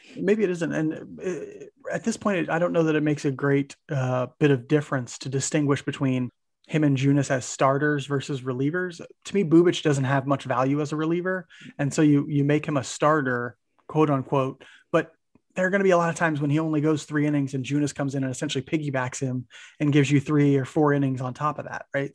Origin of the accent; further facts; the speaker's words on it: Maryville, Missouri, United States; moved away; we're from Maryville, Missouri, for those who don't know, originally, Mike